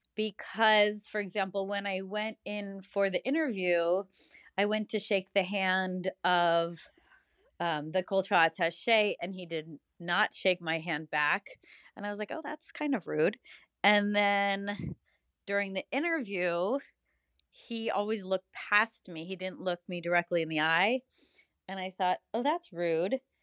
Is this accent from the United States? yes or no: yes; United States; as an American